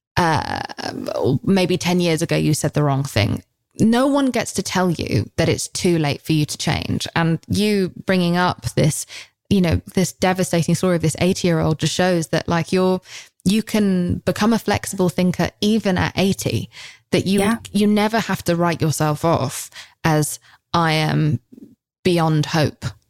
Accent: United Kingdom; I'm British

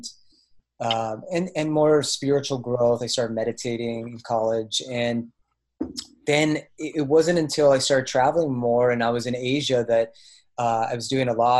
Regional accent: Bay Area, California, United States; also born or lived in Oregon / Colorado; now in Asheville, United States; I'm from the Bay Area in California. My family still lives there

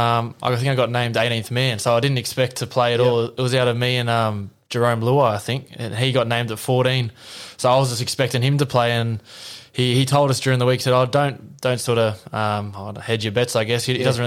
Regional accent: Lithgow, New South Wales, Australia; moved away as an adult; I grew up in Lithgow, so it's about an hour and a half west of Penrith.

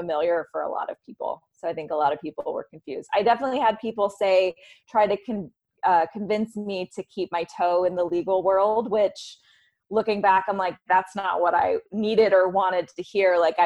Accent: the South, United States; now in New York City, United States; I'm from the South originally

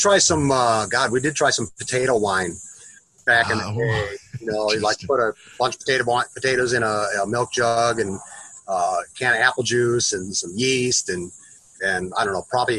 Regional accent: Waterloo, Iowa, United States; moved away as an adult; now in Tucson, United States; I'm originally from a little town in Iowa called Waterloo.

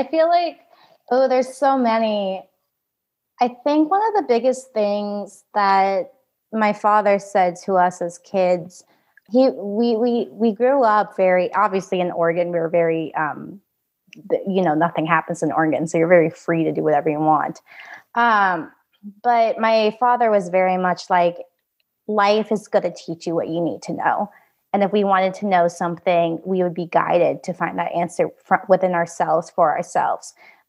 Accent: Vietnam; born there; that I was born with in Vietnam.

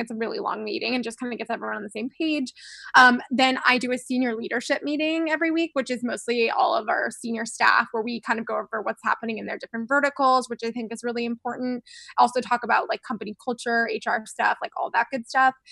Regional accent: Florida, United States; I'm from Florida

